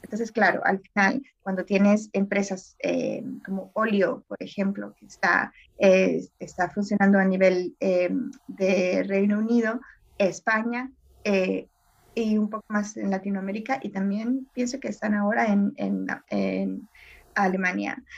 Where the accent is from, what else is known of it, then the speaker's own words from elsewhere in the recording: El Salvador; moved away; crecí en El Salvador